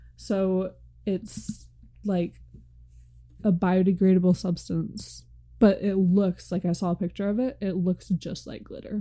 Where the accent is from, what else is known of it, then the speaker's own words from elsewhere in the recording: United States; we're from America.